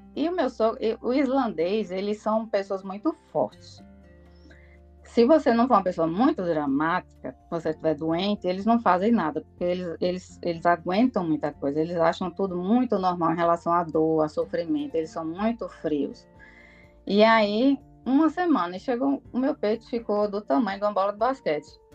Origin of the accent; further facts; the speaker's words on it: Paraíba, Brazil; moved away as an adult; also born or lived in João Pessoa, Brazil / Natal, Brazil / Belém, Brazil; now in Iceland; eu sou da Paraíba